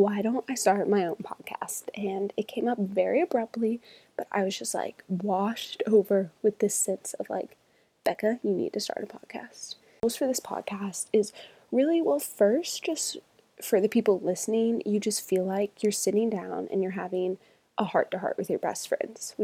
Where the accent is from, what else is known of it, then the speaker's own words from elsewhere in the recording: Charlotte, North Carolina, United States; moved away as an adult; now in Birmingham, Alabama, United States; I'm originally from Charlotte, North Carolina